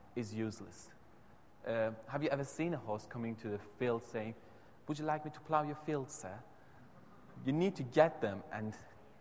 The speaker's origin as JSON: {"language": "English", "country": "Iran", "first_language": "Persian", "second_language": "English", "moved": "yes", "said": "I'm from Iran, and my mother tongue is Farsi."}